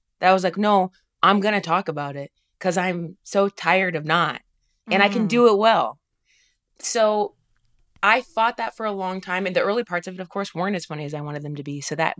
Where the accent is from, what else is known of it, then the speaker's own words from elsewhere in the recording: Dayton, Ohio, United States; And that's, I mean, I'm from Dayton, Ohio.